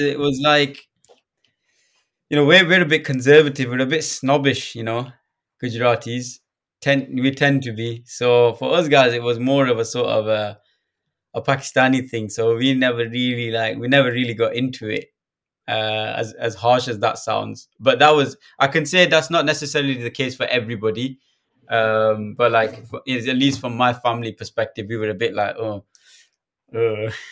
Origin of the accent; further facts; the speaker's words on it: Blackburn, North West England, United Kingdom; moved away as an adult; also born or lived in East London; now in London, United Kingdom; I'm originally from Blackburn, born and raised.